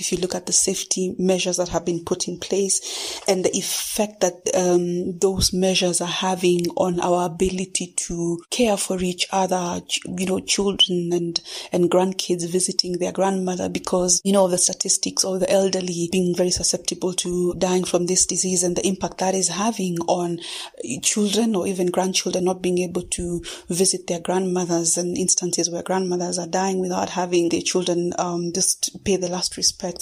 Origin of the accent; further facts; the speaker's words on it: Kenya; first language Kikuyu; English is a second language; I am a Kenyan uh, born and based poet